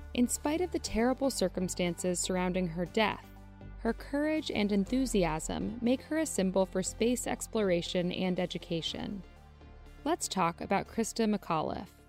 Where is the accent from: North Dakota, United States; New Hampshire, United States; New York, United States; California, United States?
New Hampshire, United States; my home state of New Hampshire